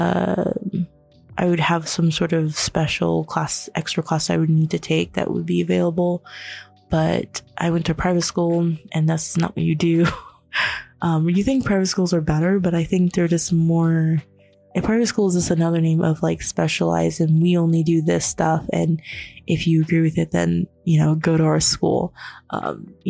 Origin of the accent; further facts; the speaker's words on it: Florida, United States; also born or lived in New York; when I was living in New York, but then we moved and we didn't have the same sort of help moving to Florida, because I was born in New York